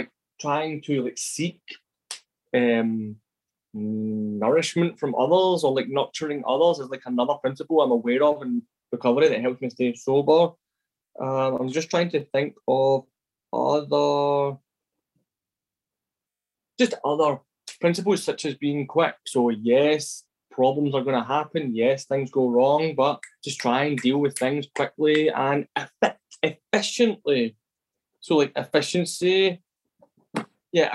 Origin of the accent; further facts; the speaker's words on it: Glasgow, Scotland, United Kingdom; I am originally from Glasgow, and so like my dad's an alcoholic, and all through my life growing up